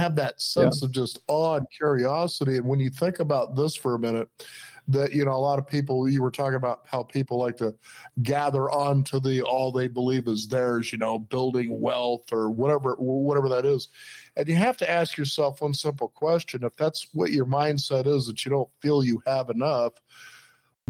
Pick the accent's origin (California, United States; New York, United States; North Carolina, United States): California, United States; Los Angeles; when I was growing up in Los Angeles